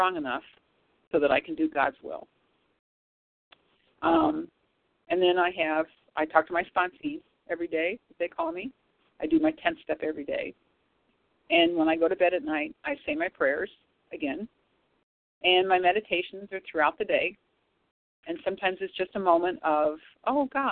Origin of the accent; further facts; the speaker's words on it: St. Louis, Missouri, United States; I'm from St. Louis.